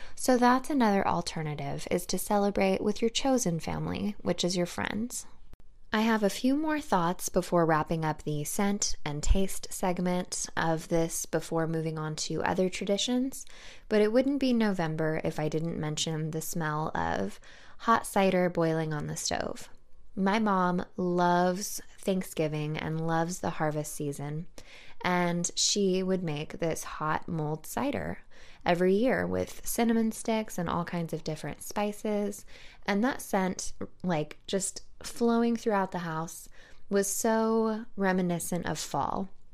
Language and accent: English; California, United States; moved away; I'm from California, and the majority of my family is still located in California